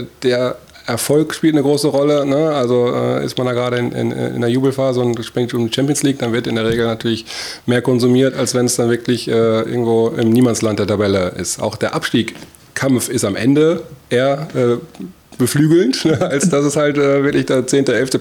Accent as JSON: {"language": "German", "town": "Issum", "region": "North Rhine-Westphalia", "country": "Germany", "tie": "born or raised there", "said": "meine Eltern auch einen, äh, einen Gastronomiebetrieb äh, dort zwischen Isum und Geldern geführt haben. Und ähm, da bin ich quasi wirklich äh, an der Theke groß geworden"}